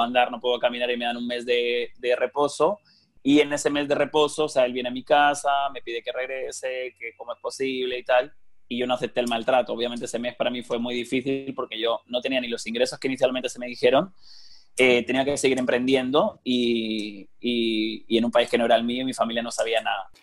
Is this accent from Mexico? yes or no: no; Elche, Valencian Community, Spain; moved away as an adult; Valencia y está Alicante y Elche, que es de donde yo soy